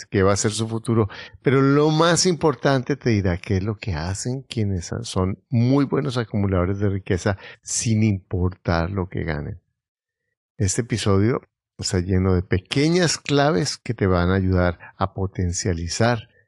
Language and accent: Spanish; South Korea; now in Bogotá, Colombia; soy de Corea, pero vivo en Bogotá, Colombia. Tengo 45 años